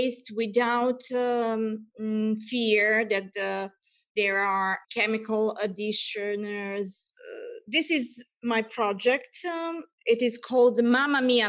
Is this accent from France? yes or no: no; Serbia; moved away as an adult; now in Italy; I'm originally from Serbia, but I lived in Italy for 17 years. It's my home now.